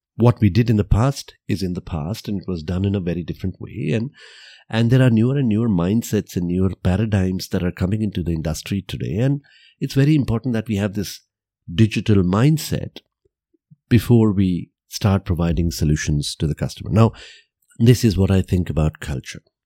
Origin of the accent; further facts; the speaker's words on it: Vadodara, Gujarat, India; I was born and brought up in Gujarat, and I grew up there and I saw the people around there